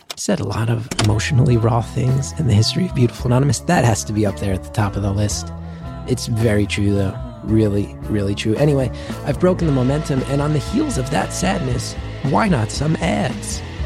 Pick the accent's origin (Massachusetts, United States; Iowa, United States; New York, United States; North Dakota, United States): New York, United States; New York City; as a New Yorker